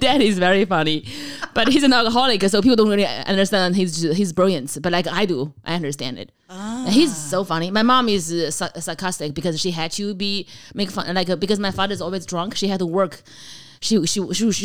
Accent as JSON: {"language": "English", "country": "China", "also_born_or_lived": "Kentucky, United States", "second_language": "English", "moved": "as an adult", "lives_now": "United States", "said": "being a Chinese person in America with no green card"}